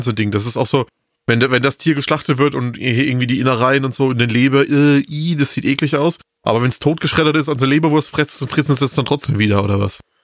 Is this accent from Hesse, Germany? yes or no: no; Bavaria, Germany; bei uns in Bayern